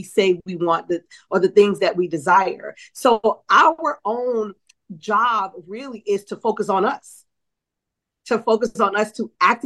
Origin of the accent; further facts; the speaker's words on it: New Orleans, Louisiana, United States; I'm from New Orleans.